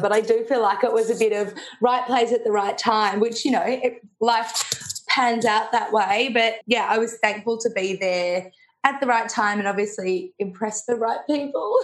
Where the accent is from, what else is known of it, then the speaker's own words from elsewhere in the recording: Melbourne, Victoria, Australia; grew up in Melbourne, so um, had a really nice, lovely, cushy life